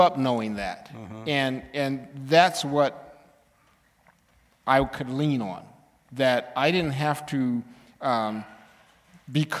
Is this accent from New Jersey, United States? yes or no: no; Southern California, United States; moved away as an adult; I grew up in Southern California